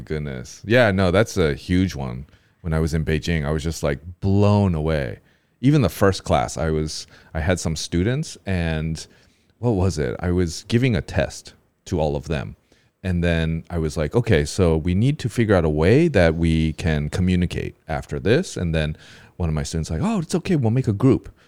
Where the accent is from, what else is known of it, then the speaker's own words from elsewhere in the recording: United States; now in Taiwan; I'm, I'm from America